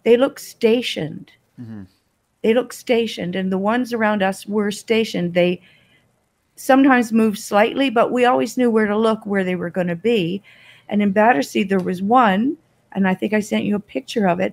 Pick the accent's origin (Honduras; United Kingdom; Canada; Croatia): Canada; Toronto, Ontario; also born or lived in Australia; now in Kingston, Canada; I'm originally from Toronto